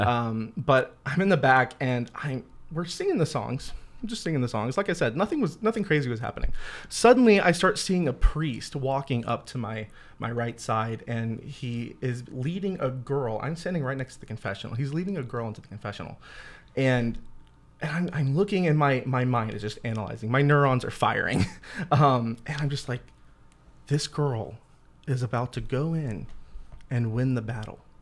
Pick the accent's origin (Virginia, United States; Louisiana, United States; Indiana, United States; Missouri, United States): Louisiana, United States; moved away as an adult; also born or lived in Steubenville, Ohio / Columbus, Ohio; I'm originally from Louisiana.